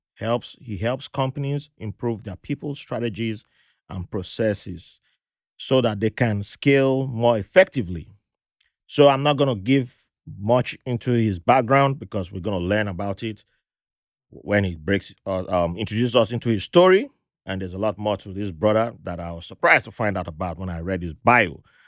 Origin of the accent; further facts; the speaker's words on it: Zambia; I'm from Zambia